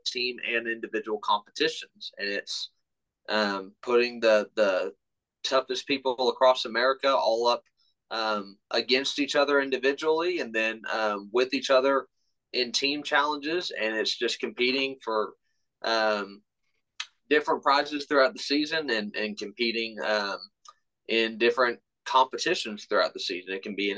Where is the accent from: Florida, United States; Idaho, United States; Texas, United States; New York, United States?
Texas, United States; Austin; moved away as an adult; now in Churchill, Tennessee, United States; Born and raised in Austin, Texas